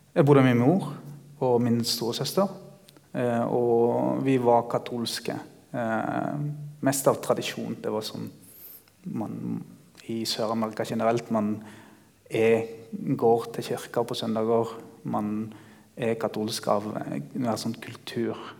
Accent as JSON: {"language": "Norwegian", "country": "Ecuador", "tie": "born or raised there", "also_born_or_lived": "Greipstad, Norway / Bergen, Norway / Kristiansand, Norway", "moved": "yes", "lives_now": "Peru", "said": "jeg er født og oppvokst i Ecuador"}